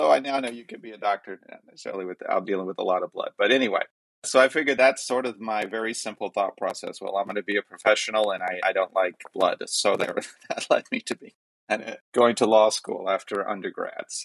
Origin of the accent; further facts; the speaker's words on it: Pensacola, Florida, United States; born there; I was born in January 30th, 1970, in Pensacola, Florida.